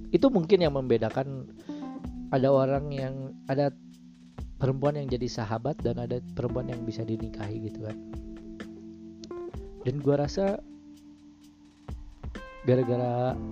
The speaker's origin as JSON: {"language": "Indonesian", "region": "West Java", "country": "Indonesia", "accent": "Sundanese", "said": "lingkungan gue kan Sunda terus ngomong Sundanya kental banget"}